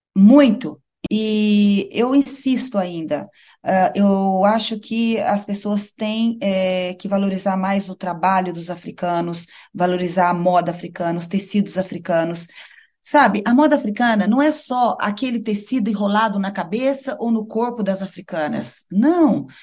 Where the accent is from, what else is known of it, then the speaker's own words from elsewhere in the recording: Brazil; also born or lived in Europe; now in Maputo, Mozambique; sou brasileira, né? Tenho as minhas raízes